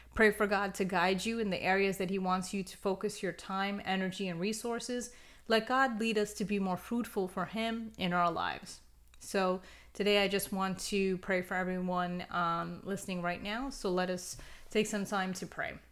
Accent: United States; I'm personally from the United States

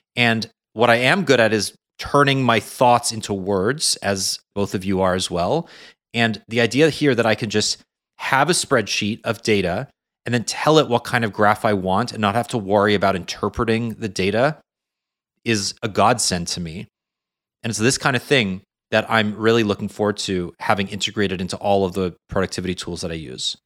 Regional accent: Canada; a Canadian

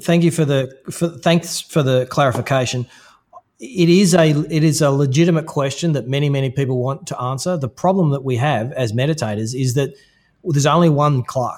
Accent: Australia; there's a certain way that I am through being Australian

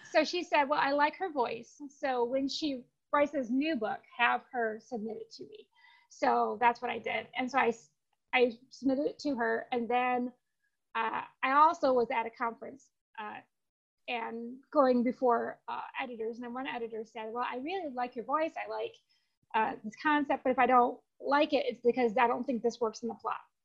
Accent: Spring Arbor, Michigan, United States; moved away as an adult; now in Phoenix, United States; A small town called Spring Arbor is where I grew up

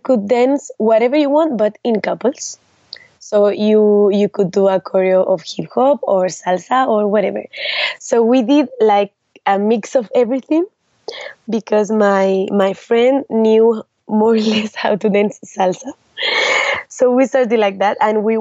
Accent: Salamanca, Castile and León, Spain; English is a second language; I was born in Salamanca, in a small city of Spain, is 2 hours from Madrid, and there I started to dance with when I was 7 years old

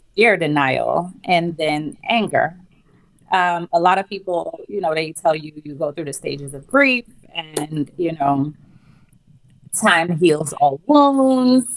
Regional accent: St. Lucia; now in New York City, United States; born and raised in St. Lucia, which is a small Caribbean island

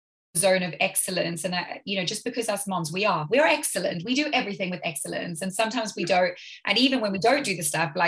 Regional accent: South Africa; now in United Kingdom; I grew up in South Africa where typically a lot of people had help.

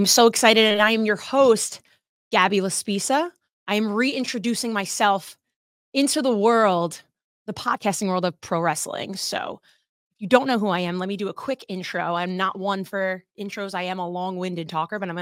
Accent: New Jersey, United States; I'm from New Jersey

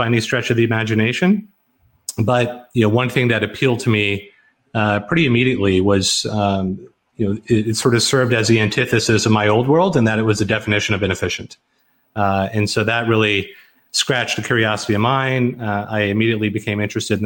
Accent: Garland, Texas, United States; moved away as an adult; also born or lived in Tokyo / Hong Kong / Southlake, Texas; I'm here in Southlake, Texas. I grew up in Garland, Texas, which is relatively nearby.

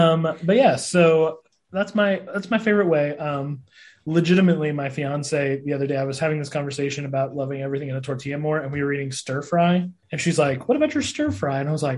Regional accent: Sidney, Montana, United States; The town I grew up in Montana was 6,000 people.

